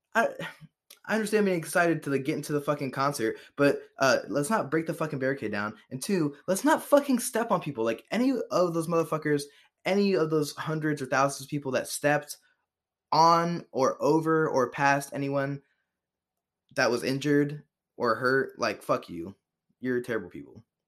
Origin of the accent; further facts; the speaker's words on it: Cincinnati, Ohio, United States; we're from Cincinnati